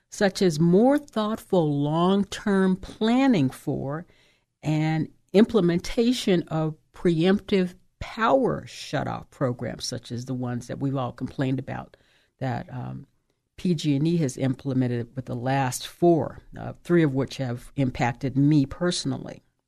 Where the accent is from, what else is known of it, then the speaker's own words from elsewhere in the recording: Oakland, California, United States; the city of Oakland, that's my hometown